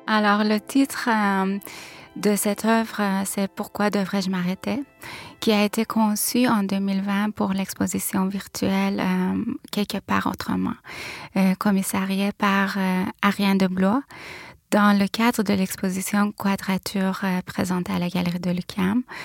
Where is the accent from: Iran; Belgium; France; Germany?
Iran; Tehran, Tehran Province; moved away as an adult; now in Montreal, Canada; Je suis née à Téhéran, en Iran, en 81 et vis et travaille à Montréal